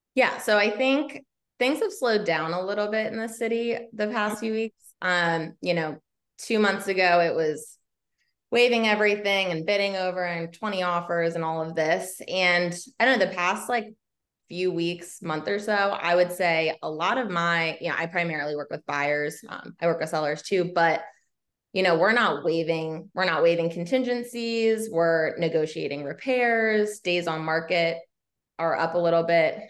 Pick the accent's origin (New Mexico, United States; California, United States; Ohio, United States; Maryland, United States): Maryland, United States; Laurel; also born or lived in North Carolina; now in Baltimore, United States; I am a Maryland native. I grew up in Laurel, Howard County.